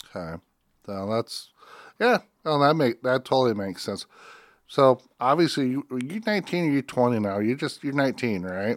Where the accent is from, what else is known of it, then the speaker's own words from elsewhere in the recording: Northwest Iowa, United States; I grew up in Northwest Iowa